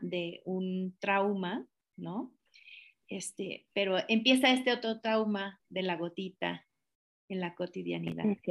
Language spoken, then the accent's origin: Spanish; Tapachula, Chiapas, Mexico; yo soy de Tapachula originaria